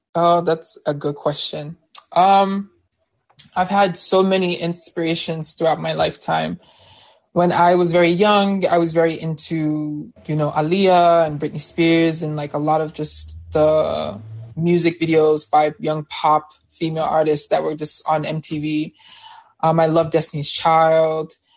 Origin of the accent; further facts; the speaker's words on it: Nigeria; I'm from Nigeria